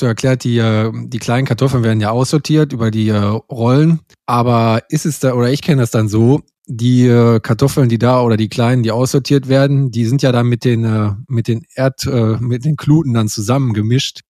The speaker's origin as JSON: {"language": "German", "region": "North Rhine-Westphalia", "country": "Germany", "said": "hier am Niederrhein, oder wo ich herkomme aus der Gegend"}